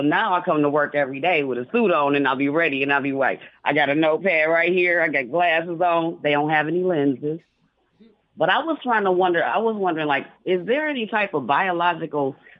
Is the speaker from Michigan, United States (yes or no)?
yes; Detroit, Michigan, United States; moved away as an adult; now in Cleveland, United States; Cause I'm from Detroit.